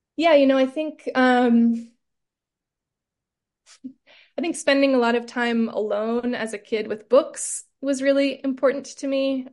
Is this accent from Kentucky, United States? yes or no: no; Southern California, United States; growing up in Southern California